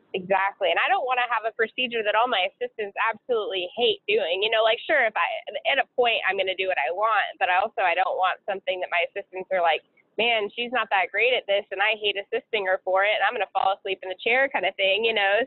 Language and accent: English; Seattle, Washington, United States; moved away; I'm originally from Seattle, Washington, and all my family's there